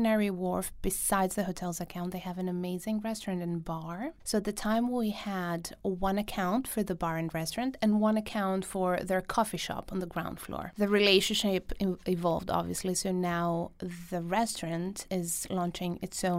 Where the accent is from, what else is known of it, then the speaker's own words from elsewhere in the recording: Greece; moved away; I was in Greece, in my hometown